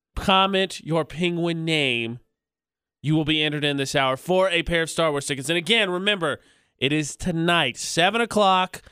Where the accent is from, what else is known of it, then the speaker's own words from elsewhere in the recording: Indiana, United States; moved away as an adult; now in Salt Lake City, United States; my hometown's an hour away from the, where I'd land in Indiana